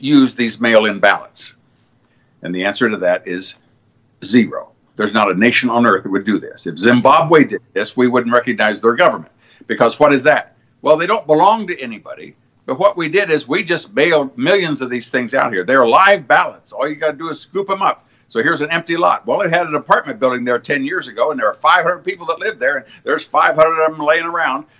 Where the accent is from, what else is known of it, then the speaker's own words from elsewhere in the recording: Cincinnati, Ohio, United States; I'm from Cincinnati